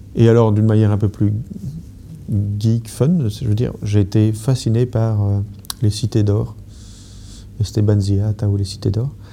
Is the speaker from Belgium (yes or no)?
yes; Brussels, Brussels-Capital Region, Belgium; en tant que Belge, Et, et bruxellois